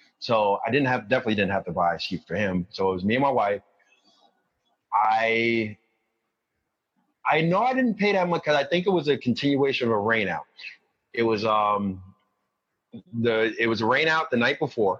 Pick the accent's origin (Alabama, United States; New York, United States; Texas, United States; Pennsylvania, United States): New York, United States; New York City; I'm from Queens, but I'm from the kind of the outskirts of Queens where you kind of need a car